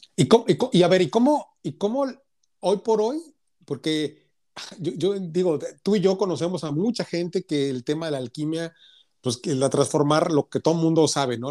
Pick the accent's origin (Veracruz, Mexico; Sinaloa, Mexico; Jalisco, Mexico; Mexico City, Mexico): Jalisco, Mexico; Guadalajara; moved away as an adult; also born or lived in Monterrey; yo soy de Guadalajara, pero, pero viví 10 años en Monterrey